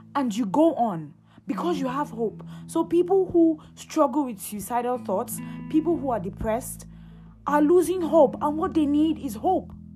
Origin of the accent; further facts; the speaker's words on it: Nigeria; I'm Nigerian.